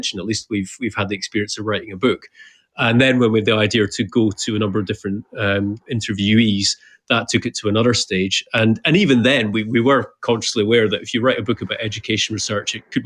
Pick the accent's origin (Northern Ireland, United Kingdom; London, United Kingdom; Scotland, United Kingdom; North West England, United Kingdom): Scotland, United Kingdom; Edinburgh; moved away as an adult; also born or lived in Dubai; I'm from Edinburgh and I was very happily settled